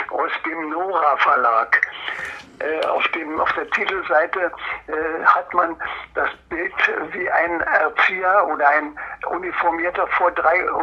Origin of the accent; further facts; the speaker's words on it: Templin, Brandenburg, Germany; born there; Ja, äh, geboren bin ich in Templin in Ockermark. da wo Angela Merkel äh, zu Hause ist.